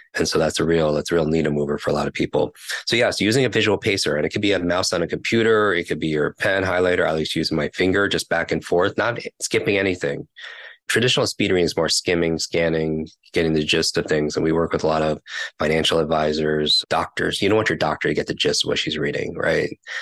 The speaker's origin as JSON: {"language": "English", "region": "New York", "country": "United States", "said": "I'm from New York"}